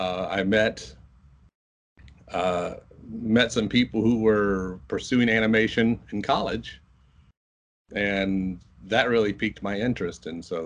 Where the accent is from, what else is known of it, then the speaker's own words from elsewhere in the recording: Muncie, Indiana, United States; Indiana, Muncie, Indiana.